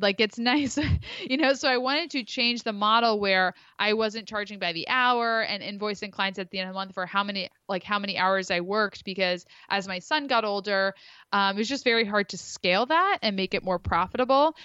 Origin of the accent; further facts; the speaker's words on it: Philadelphia, Pennsylvania, United States; moved away as an adult; now in Rhode Island, United States; grew up in the Philly area, but, uh, transplanted up to Rhode Island